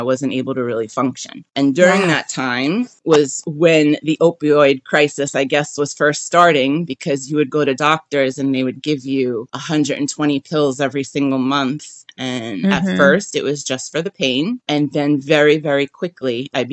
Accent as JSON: {"language": "English", "town": "New York City", "region": "New York", "country": "United States", "said": "I'm from Brooklyn."}